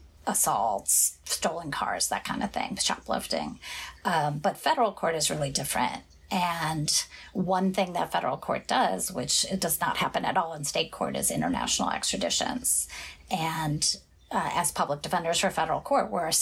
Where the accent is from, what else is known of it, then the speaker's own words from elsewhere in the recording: Midwest, United States; moved away as an adult; now in Sacramento, United States; I'm from the Midwest.